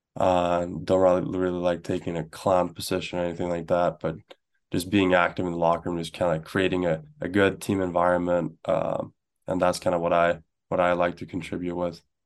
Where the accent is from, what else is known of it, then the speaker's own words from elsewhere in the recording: Stockholm, Stockholm County, Sweden; moved away; I grew up in Stockholm